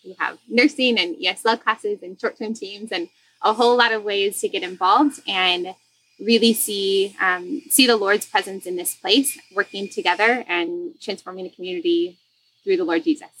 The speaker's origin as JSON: {"language": "English", "region": "Indiana", "country": "United States", "tie": "born or raised there", "moved": "as an adult", "lives_now": "Masatepe, Nicaragua", "said": "I am from Indiana originally"}